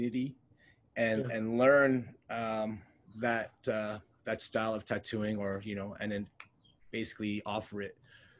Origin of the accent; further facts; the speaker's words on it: Montreal, Quebec, Canada; Okay, so I could say growing up, I grew up Filipino, but somewhere along the way, I lost touch with it.